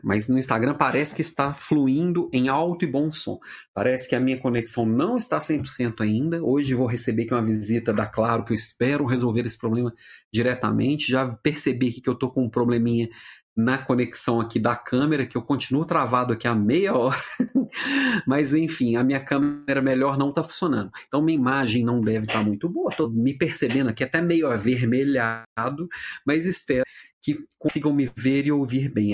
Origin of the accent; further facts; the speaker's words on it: Brazil; Eu sou brasileiro